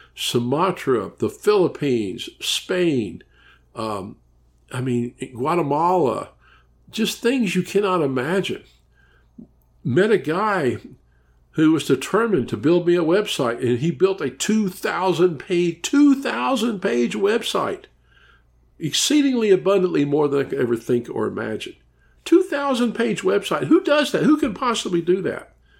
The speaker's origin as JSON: {"language": "English", "town": "Memphis", "region": "Tennessee", "country": "United States", "moved": "as an adult", "lives_now": "Orlando, United States", "said": "I'm from Memphis, Tennessee. I lived there for fifty years"}